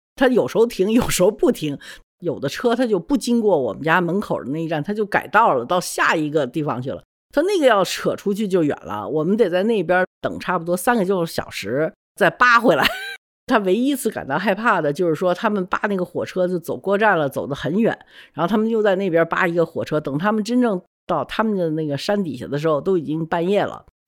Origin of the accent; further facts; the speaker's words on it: China; also born or lived in United States; 对我作为一个中国人来讲呢，震撼特别特别大